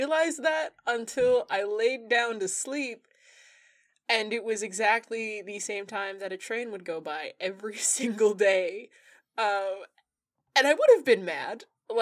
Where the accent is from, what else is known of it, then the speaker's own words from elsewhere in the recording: United States; I'm an American